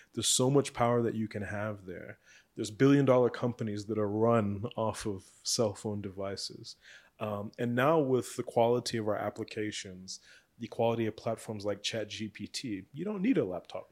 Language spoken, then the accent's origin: English; South Africa; as South African entrepreneurs